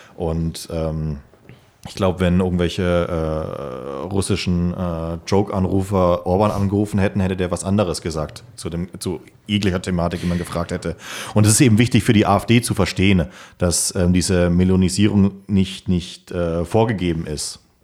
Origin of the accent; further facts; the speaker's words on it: Germany; für uns Deutsche